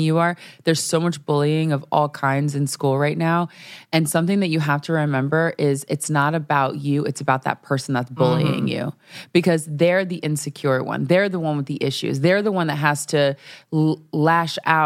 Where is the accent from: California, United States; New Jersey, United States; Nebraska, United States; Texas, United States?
Nebraska, United States; I'm from Nebraska